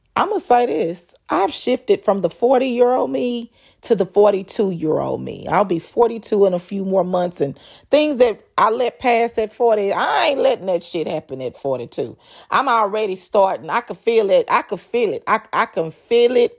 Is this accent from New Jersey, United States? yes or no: no; North Texas, United States; moved away as an adult; now in Texas Gulf Coast, United States; I was raised in North Texas